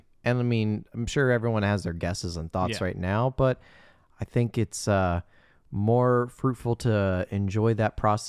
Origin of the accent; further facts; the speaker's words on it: Indiana, United States; And I also like to point out that Brendan Fraser was born in my home state.